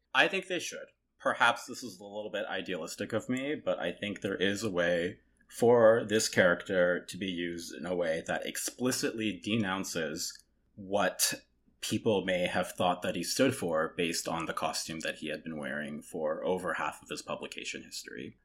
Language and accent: English; Toronto, Ontario, Canada; born or raised there; also born or lived in South Korea